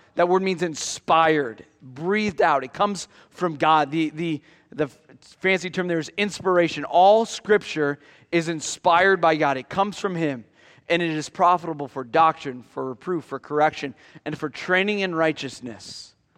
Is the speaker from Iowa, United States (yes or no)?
yes; near Iowa City, United States; growing up near Iowa City